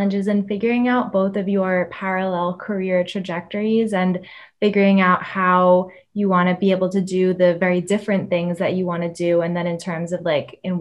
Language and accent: English; New Jersey, United States; now in Boston, United States; I'm from New Jersey